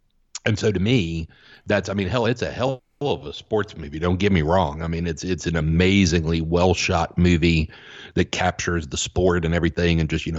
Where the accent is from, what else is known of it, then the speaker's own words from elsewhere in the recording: Southeast, United States; I grew up in the Southeast. I was a, you know, football and baseball kid, and that's what I played